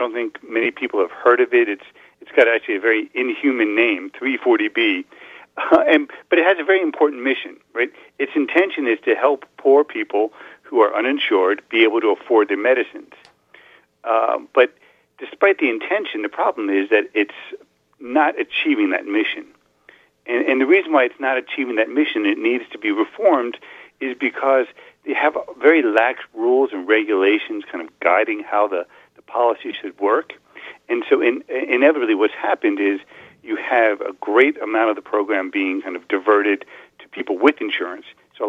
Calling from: Falls Church, Virginia, United States; I'm calling you from Falls Church, Virginia.

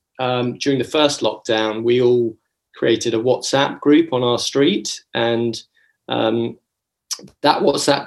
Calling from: London, United Kingdom; I'm connecting from Acton in London, which is a very large borough of London within Ealing.

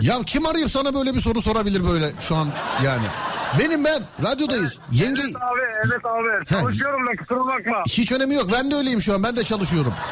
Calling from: Bursa, Turkey

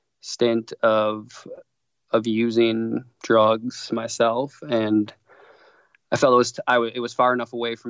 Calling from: Milwaukee, Wisconsin, United States; So I'm from Milwaukee, Wisconsin, mm-hmm. and we are freezing here.

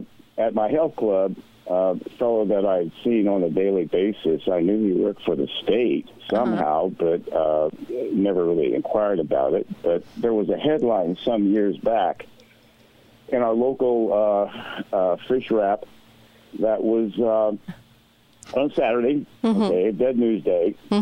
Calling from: Hawaii, United States; I'm calling from Hawaii.

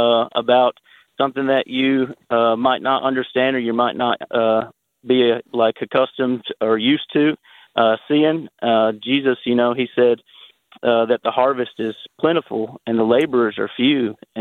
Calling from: Murfreesboro, Tennessee, United States; from Murfreesboro.

